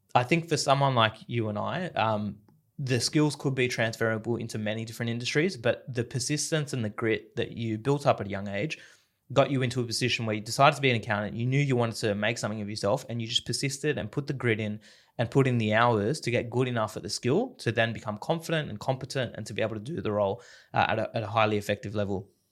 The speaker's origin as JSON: {"language": "English", "town": "Sydney", "region": "New South Wales", "country": "Australia", "tie": "born or raised there", "said": "the Western Sydney upbringing"}